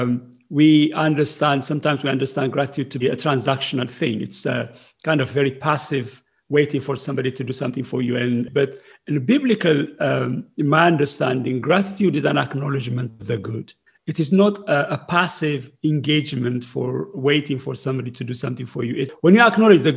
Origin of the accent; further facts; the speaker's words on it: Ethiopia; moved away as an adult; now in United Kingdom; I came from Ethiopia when Ethiopia was in civil war with Eritrea